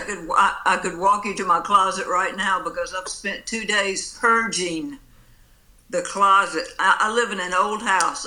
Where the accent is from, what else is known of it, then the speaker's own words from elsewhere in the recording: Pascagoula, Mississippi, United States; moved away as an adult; also born or lived in Jackson, Mississippi; I was born down here on the Mississippi coast in Pascagoula